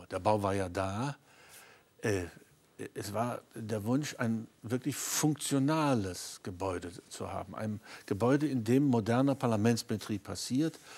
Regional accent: East Germany, Germany; Und ich habe ausdrücklich äh, nicht als Berliner argumentiert, sondern als Ostdeutscher.

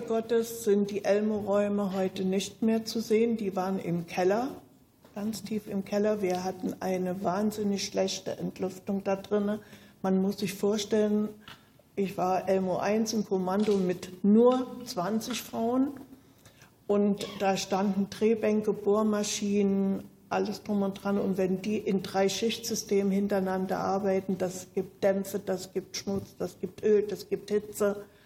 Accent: Zeitz, Saxony-Anhalt, Germany; moved away as an adult; also born or lived in Schwedt / East Berlin; Ich bin 1945 in Zeitz im Burgenlandkreis geboren

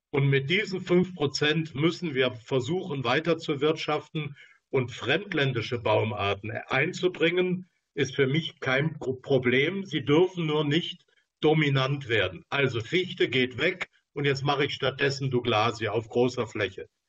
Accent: Baden-Württemberg, Germany; ich freue mich, dass sich jemand aus meiner Heimat gemeldet hat. Ähm, also im Schwarzwald haben wir ja nur in relativ umfangreichem Ausmaß äh, Plenterwälder

